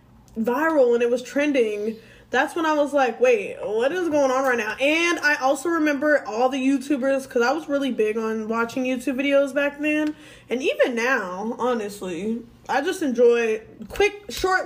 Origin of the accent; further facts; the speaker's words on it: Washington, United States; moved away; my home state for my birthday. We're going to Washington